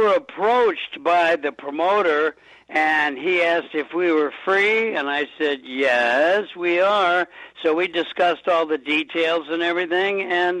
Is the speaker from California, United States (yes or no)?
yes; Los Angeles, California, United States; moved away as an adult; also born or lived in Manhattan, New York; now in Rochester, United States; Well, yeah, I grew up in Los Angeles. I was born in Manhattan, New York, and when my dad and Dean Martin started doing movies together, we moved out to Los Angeles. So I lived there, you know, until I was in my 40s, I guess.